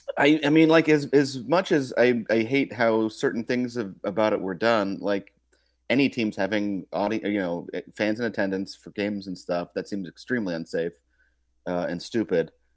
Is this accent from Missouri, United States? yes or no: yes; Kansas City, Missouri, United States; I'm from Kansas City, too